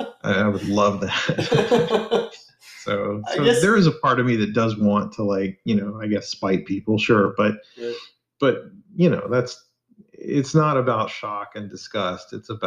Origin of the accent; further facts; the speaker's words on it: Arkansas, United States; I wanted to write something in my home state and in Falk, Arkansas, which is partly where I guess the book is based on.